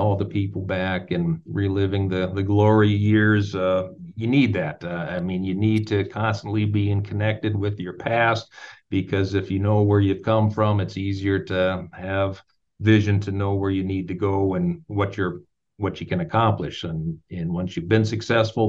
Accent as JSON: {"language": "English", "region": "North Dakota", "country": "United States", "said": "the state of North Dakota specifically, which is, again, my home state"}